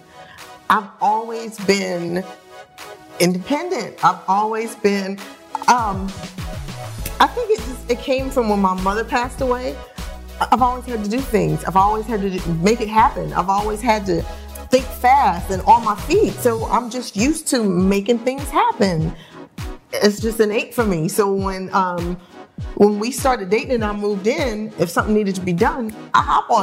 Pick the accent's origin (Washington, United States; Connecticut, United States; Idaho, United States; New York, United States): New York, United States; New York City; moved away; also born or lived in New Jersey / Los Angeles; I'm from Brooklyn